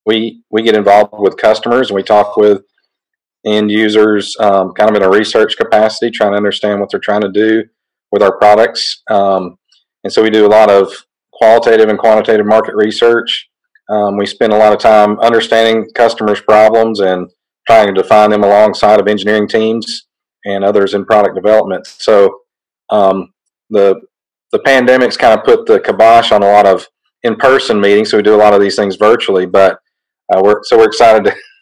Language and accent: English; North Georgia, United States; I grew up in North Georgia